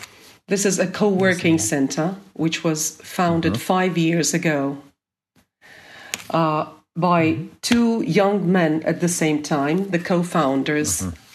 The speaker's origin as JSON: {"language": "English", "town": "Vladikavkaz", "region": "North Ossetia–Alania", "country": "Russia", "tie": "born or raised there", "second_language": "English", "moved": "yes", "lives_now": "Karabulak, Russia", "said": "I am originally from North Ossetia. I was born in Vladikavkaz, but I currently live in Ingushetia. And my motherland, of course, is the city where I was born, Vladikavkaz. And I live in Karabulak."}